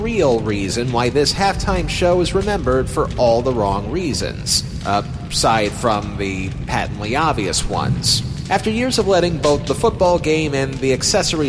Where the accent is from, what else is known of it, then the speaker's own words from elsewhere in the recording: New York, United States; I'm from New York State